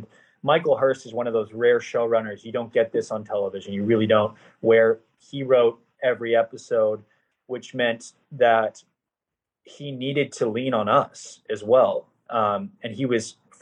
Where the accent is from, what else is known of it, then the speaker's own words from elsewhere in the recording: Canada; I'm from Canada